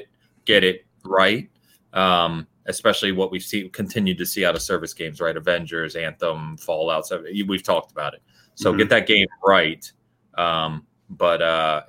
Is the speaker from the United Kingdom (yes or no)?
yes; England, United Kingdom; I'm also English